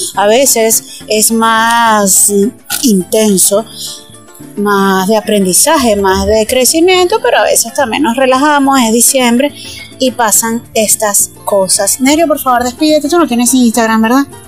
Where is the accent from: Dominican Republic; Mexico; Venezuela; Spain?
Venezuela; Los Llanos; yo también soy llanera y mi mamá es llanera